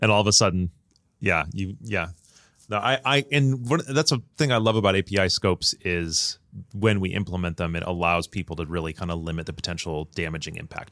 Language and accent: English; United States; as an American